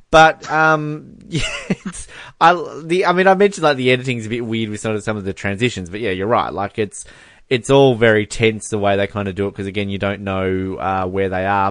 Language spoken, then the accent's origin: English; Hobart, Tasmania, Australia; where I grew up in Hobart.